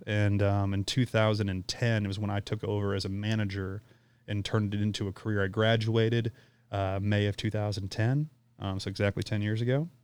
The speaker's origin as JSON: {"language": "English", "town": "St. Charles", "region": "Missouri", "country": "United States", "tie": "born or raised there"}